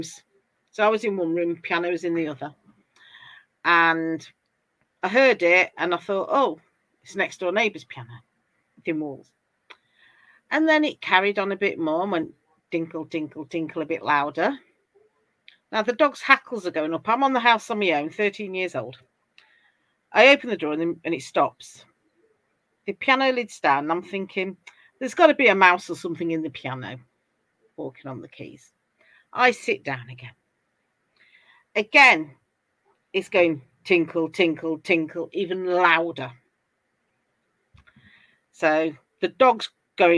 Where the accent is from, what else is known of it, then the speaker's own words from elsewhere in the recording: England, United Kingdom; As you can tell from my accent, I'm from England.